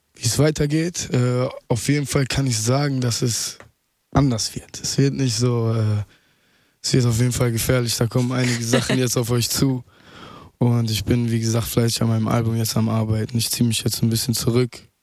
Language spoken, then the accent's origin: German; Mülheim an der Ruhr, North Rhine-Westphalia, Germany; also born or lived in Duisburg / Essen; now in Berlin, Germany; geboren in Duisburg, aufgewachsen in Mülheim, irgendwann mit drei Jahren dorthin gezogen und äh, anschließend dann in Essen gelandet